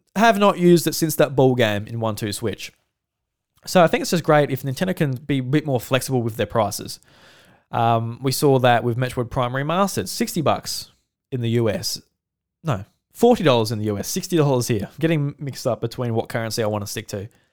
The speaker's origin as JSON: {"language": "English", "country": "Australia", "said": "as an Australian"}